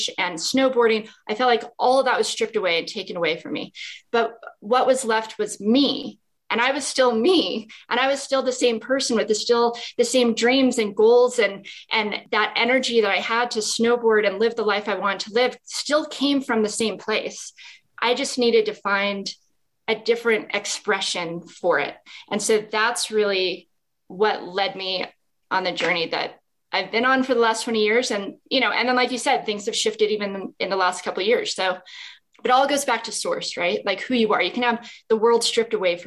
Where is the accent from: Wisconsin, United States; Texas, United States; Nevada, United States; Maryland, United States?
Nevada, United States; Las Vegas; moved away as an adult; also born or lived in Salt Lake City, Utah; when I was young, I grew up in Las Vegas.